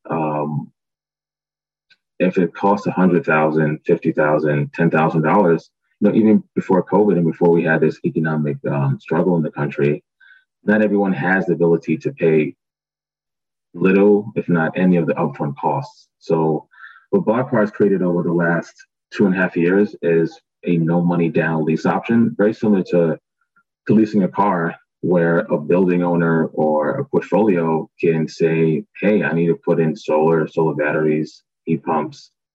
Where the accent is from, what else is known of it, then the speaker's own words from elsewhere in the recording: New York City, New York, United States; born and raised in Brooklyn, New York, parents are from Barbados